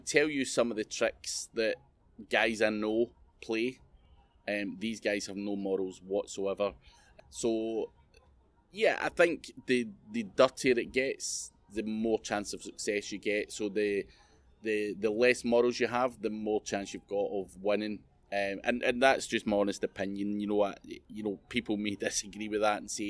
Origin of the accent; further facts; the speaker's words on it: Scotland, United Kingdom; being Scottish